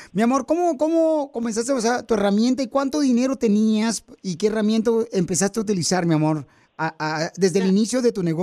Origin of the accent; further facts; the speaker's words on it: Puebla, Mexico; now in Los Angeles, United States; Vengo del estado de Puebla.